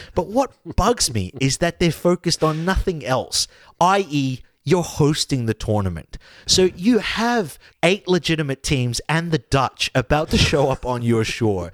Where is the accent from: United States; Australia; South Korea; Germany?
Australia